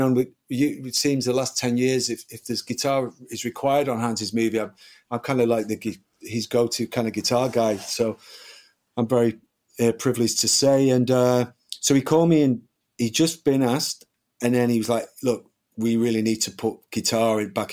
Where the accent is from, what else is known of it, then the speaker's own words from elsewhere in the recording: United Kingdom; being a British kid